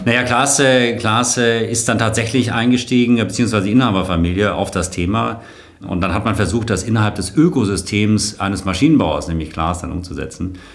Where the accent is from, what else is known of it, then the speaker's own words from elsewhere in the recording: Kronberg, Hesse, Germany; moved away as an adult; also born or lived in Darmstadt / Berlin / South Africa / London; aufgewachsen bin ich in Kronberg bei, äh, bei Frankfurt